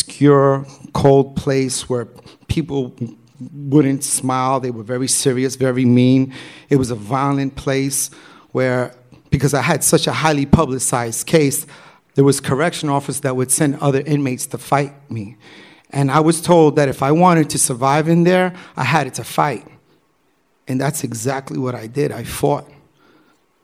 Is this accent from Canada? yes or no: no; New York City, New York, United States; growing up in New York City, I grew up as a b-boy.